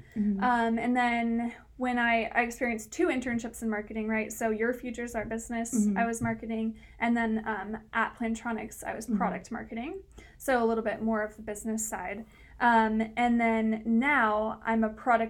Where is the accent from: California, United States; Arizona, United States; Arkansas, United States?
California, United States; Santa Cruz; also born or lived in San Francisco; I'm from Santa Cruz. I went to high school here.